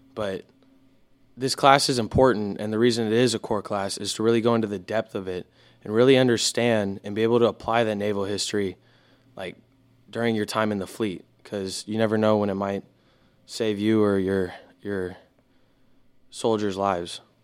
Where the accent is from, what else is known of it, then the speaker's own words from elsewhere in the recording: Houston, Texas, United States; I'm from Houston, Texas.